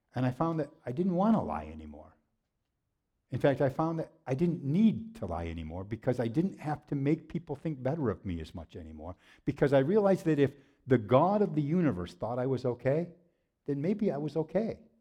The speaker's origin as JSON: {"language": "English", "town": "Waterloo", "region": "New York", "country": "United States", "tie": "born or raised there", "said": "I grew up in Waterloo, New York"}